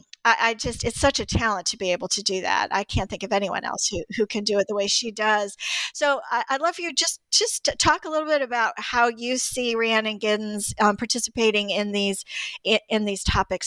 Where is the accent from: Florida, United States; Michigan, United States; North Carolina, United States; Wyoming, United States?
North Carolina, United States; Greensboro; She grew up in Greensboro, where I grew up in Greensboro, North Carolina, too.